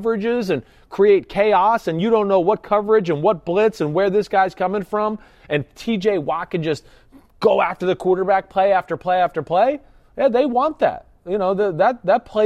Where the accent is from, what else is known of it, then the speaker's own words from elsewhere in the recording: New Jersey, United States; I'm from New Jersey